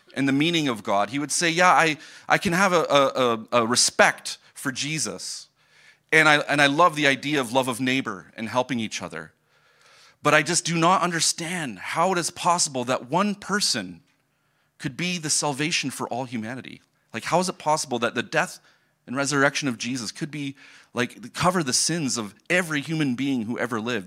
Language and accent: English; Port Rowan, Ontario, Canada; moved away as an adult; now in Germany; I grew up in Port Rowan, just an, uh, twenty minutes from here